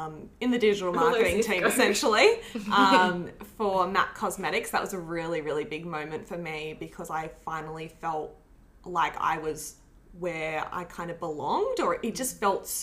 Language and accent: English; Canberra, Australian Capital Territory, Australia; moved away as an adult; also born or lived in Brisbane; now in Sydney, Australia; For me, I left home at 18. So I grew up in Canberra and then I moved to Brisbane for a year and then I moved down to Sydney.